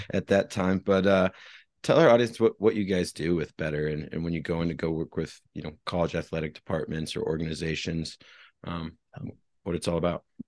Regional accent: Midwest, United States; I grew up in the Midwest

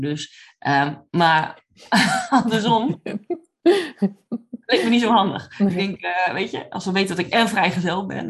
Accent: Drenthe, Netherlands; moved away as an adult; now in Oklahoma, United States; ik kom oorspronkelijk uit Drenthe, uit echt een klein gehucht

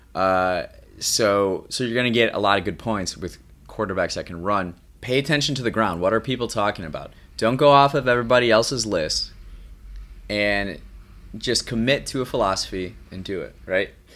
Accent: Midwest, United States; I grew up in the Midwest, and here, sports are a big deal.

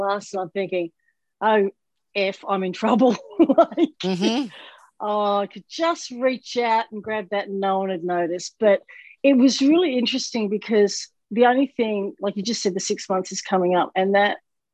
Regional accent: Melbourne, Victoria, Australia; moved away as an adult; now in Florida, United States; my hometown in Australia

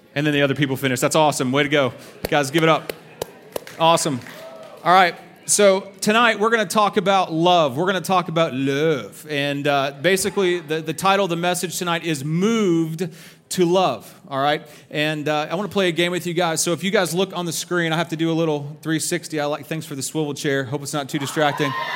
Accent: Texas, United States; I'm from Texas

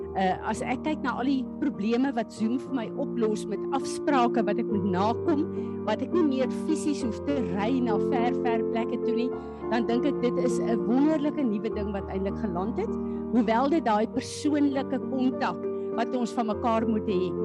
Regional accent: South Africa; Ek en jy is hemelinge, deel van die koninkryk van God wat op aarde as Suid-Afrikaners 'n pad moet loop

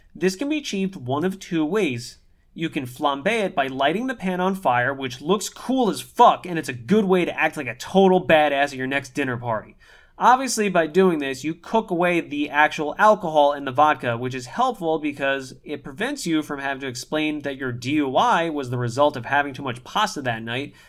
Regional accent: New York, United States; We're both born and raised in New York

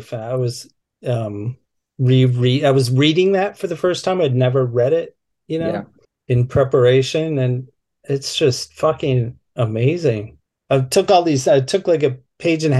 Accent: Minneapolis, Minnesota, United States; growing up in Minneapolis in the 1980s

